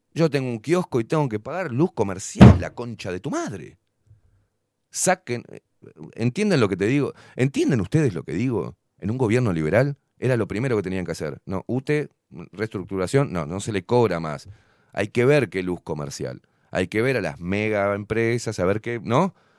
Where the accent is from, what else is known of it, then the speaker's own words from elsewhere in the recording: Uruguay; Yo siendo uruguayo